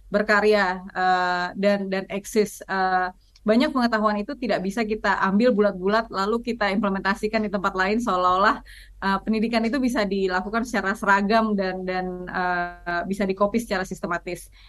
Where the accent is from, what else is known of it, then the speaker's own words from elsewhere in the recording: Aceh, Indonesia; Saya orang Aceh, kawasan ekosistem Loiser itu ada di Aceh, jadi saya memilih untuk melindungi apa yang apa yang dekat.